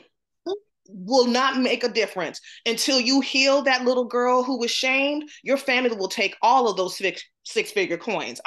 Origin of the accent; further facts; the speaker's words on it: the South, United States; I grew up in the South, black home